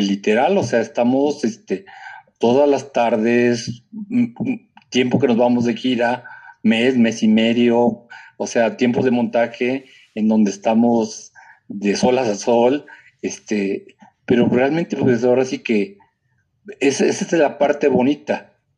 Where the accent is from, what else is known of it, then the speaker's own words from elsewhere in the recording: Puebla, Mexico; los poblanos seguimos siendo barrocos en nuestra forma de hablar